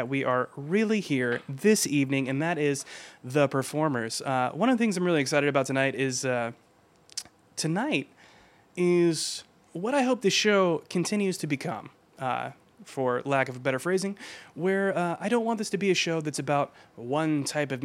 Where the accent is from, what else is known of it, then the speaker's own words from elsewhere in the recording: Georgia, United States; my home state of Georgia